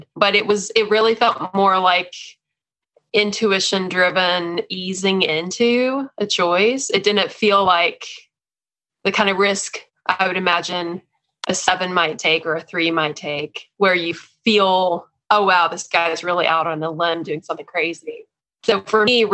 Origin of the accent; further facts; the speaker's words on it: Texas, United States; accent: Texan; moved away as an adult; now in Philadelphia, United States; I was a lifelong Texan. So that explains the accent.